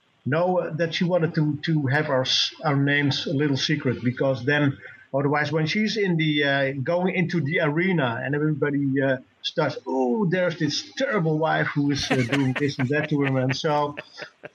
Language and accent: English; Netherlands; I'm from Holland